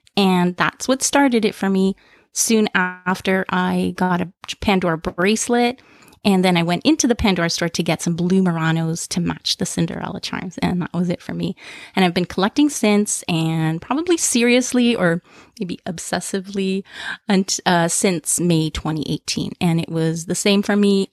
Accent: Toronto, Ontario, Canada; I'm from Toronto, Canada

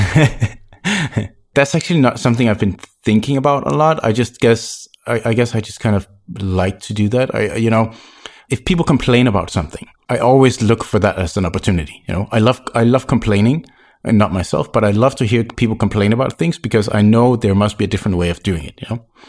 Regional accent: Copenhagen, Capital Region of Denmark, Denmark; moved away as an adult; also born or lived in French Caribbean; I'm originally from Copenhagen, Denmark, but I lived in Sandborg in the French Caribbean for five years.

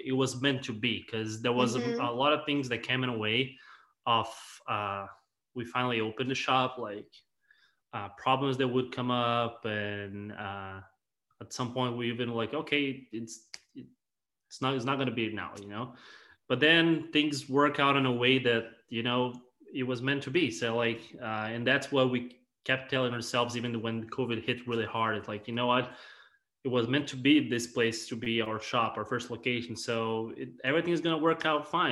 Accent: Brazil; moved away; we're from Brazil originally

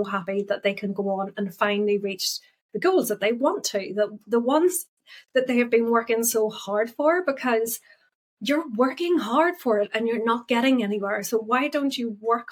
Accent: Northern Ireland, United Kingdom; I'm actually Northern Irish.

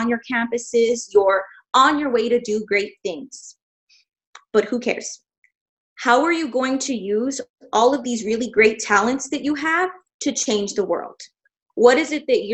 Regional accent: El Paso, Texas, United States; moved away as an adult; now in Dallas, United States; I also born and raised in El Paso, went to Socorro High School and moved up here.

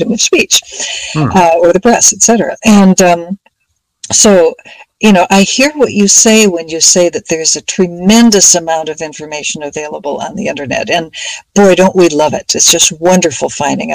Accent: Minneapolis, Minnesota, United States; as a kid growing up in Minneapolis in Minnesota

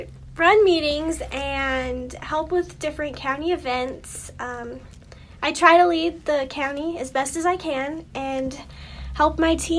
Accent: Silver City, New Mexico, United States; I am from Silver City. I was born and raised here. I am in Grant County 4-H and in Cliff FFA.

